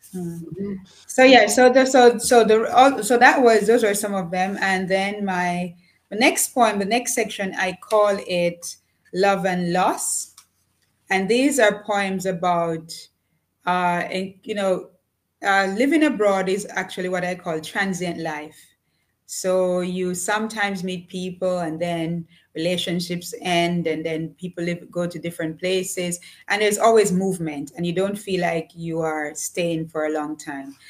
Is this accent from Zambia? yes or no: no; Jamaica; moved away as an adult; also born or lived in Japan; I was born in a small village in Jamaica. Um, I grew up with parents who were farmers